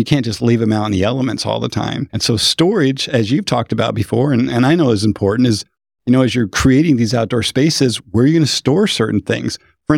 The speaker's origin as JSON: {"language": "English", "region": "Pacific Northwest", "country": "United States", "said": "I'm from the Northwest. So I'm pretty excited about Washington."}